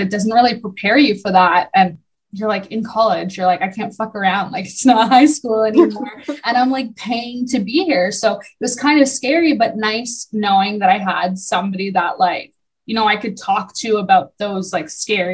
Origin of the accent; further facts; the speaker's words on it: Barrie, Ontario, Canada; I grew up in Barrie